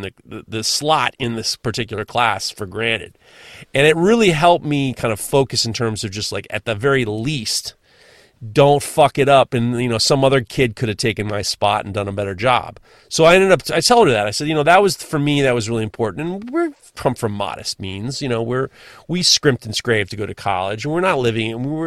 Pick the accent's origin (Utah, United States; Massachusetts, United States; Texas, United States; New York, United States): New York, United States; New York City; I'm a fucking NYU. I can take the subway. I'm like, what do I'm from New York. What do I need to drive for?